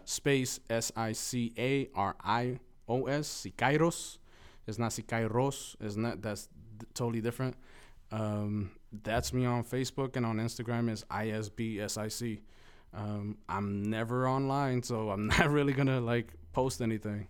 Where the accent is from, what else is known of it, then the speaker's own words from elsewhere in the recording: Los Angeles, California, United States; first language Spanish; English is a second language; also born or lived in Mexico; growing up on East L A and loving hip hop